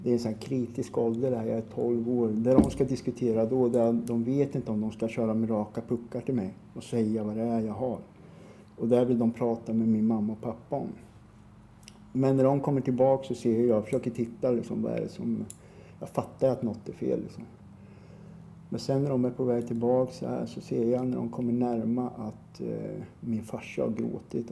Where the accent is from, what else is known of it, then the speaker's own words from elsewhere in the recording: Norrköping, Östergötland, Sweden; Jag är uppvuxen i Norrköping. Mm. I ett ställe som ligger på utkanten av Norrköping som heter Navestad